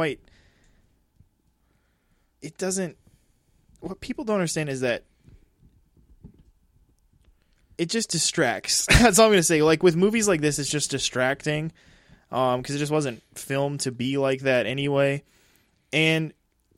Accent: South Dakota, United States; we're from South Dakota

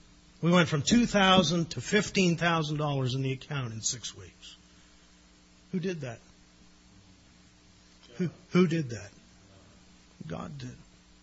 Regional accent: Newfoundland and Labrador, Canada; I love Newfoundland. My roots are there. I'm Newfoundlander by heart, even partly by birth.

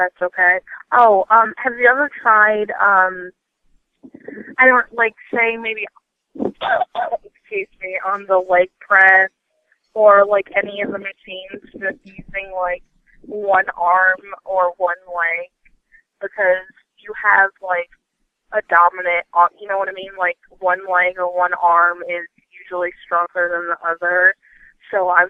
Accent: Vermont, United States; moved away; I'm originally from Vermont or whatever, and when I was there, I went to just, like, a local, like, family-owned gym

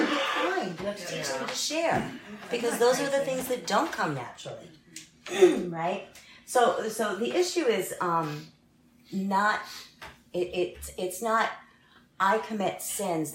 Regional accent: United States; I was born in America

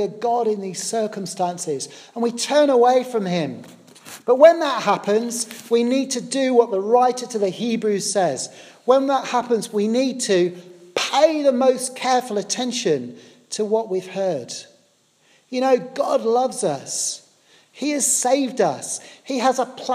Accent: Poole, South West England, United Kingdom; I grew up in the South Coast down in a lovely place called Poole in Dorset.

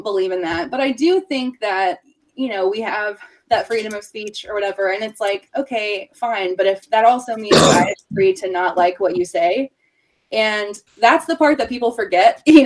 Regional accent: Huntington, West Virginia, United States; also born or lived in Barboursville, West Virginia; I'm from Huntington. I've been here forever

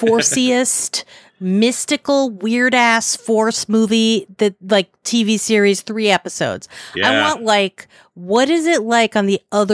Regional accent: New York City, New York, United States; I grew up in Upper West Side of Manhattan.

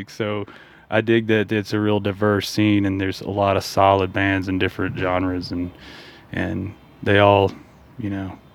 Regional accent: Mississippi, United States; I came from coming from Mississippi is really. Uh, thick music scene, especially with what I do. Um, so um, I kind of noticed that there was, you know, a, a, at least a, a, growing music scene here when I moved here

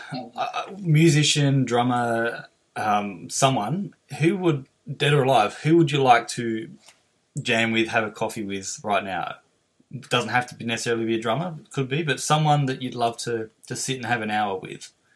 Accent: Adelaide, South Australia, Australia; from Adelaide

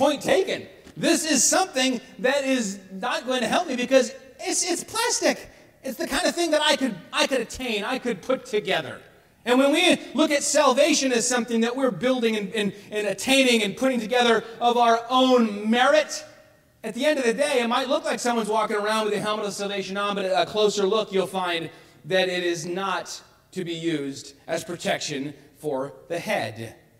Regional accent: Bay City, United States; growing up in American Baptist Church in Bay City, where I grew up

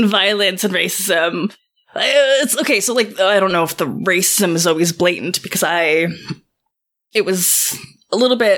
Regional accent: Canada; I'm Jamaican Canadian

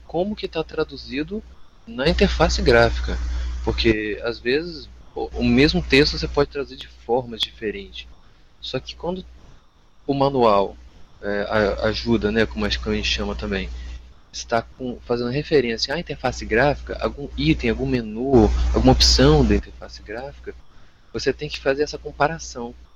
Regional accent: Vitória, Espírito Santo, Brazil; also born or lived in Jaraguá do Sul, Santa Catarina; Eu nasci em Jaraguá do Sul, Santa Catarina, mas eu saí de lá com 4 anos e meio e vim para aqui para Vitória. Então eu sou mais capixaba do que tudo

